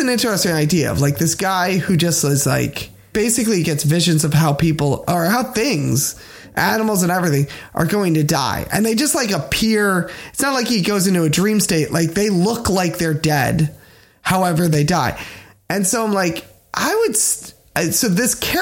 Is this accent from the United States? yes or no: yes; United States; I'm an American